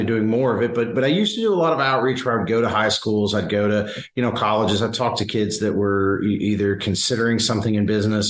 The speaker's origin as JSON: {"language": "English", "town": "Simpsonville", "region": "Kentucky", "country": "United States", "tie": "born or raised there", "said": "I grew up in Kentucky and in rural Kentucky."}